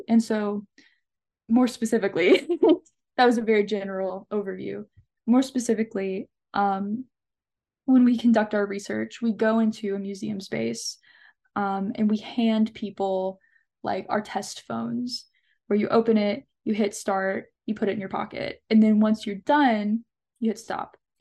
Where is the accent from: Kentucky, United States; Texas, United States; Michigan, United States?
Kentucky, United States; Allen County; also born or lived in Bowling Green, Kentucky; growing up in Allen County specifically